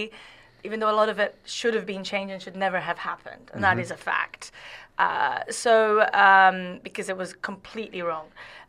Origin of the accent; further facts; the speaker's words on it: Saudi Arabia; I always say I really love Saudi, because I grew up so much in Saudi Arabia.